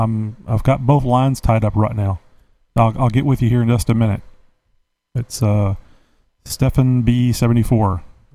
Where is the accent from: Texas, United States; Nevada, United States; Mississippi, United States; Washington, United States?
Texas, United States; You're talking, I'm from Texas.